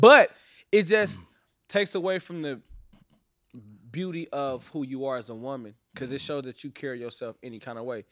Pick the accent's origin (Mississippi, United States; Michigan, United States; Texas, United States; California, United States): California, United States; Los Angeles; I'm from Watts